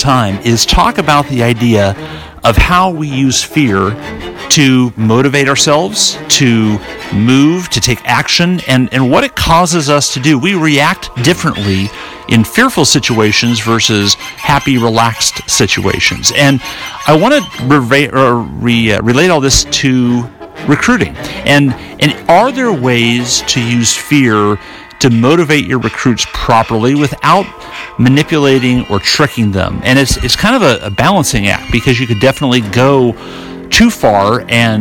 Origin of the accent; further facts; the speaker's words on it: North Carolina, United States; my home state of North Carolina